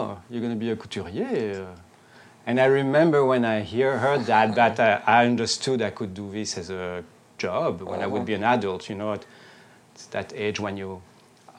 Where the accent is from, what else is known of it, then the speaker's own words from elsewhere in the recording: Brussels, Brussels-Capital Region, Belgium; moved away as an adult; also born or lived in Paris / New York; I grew up in Brussels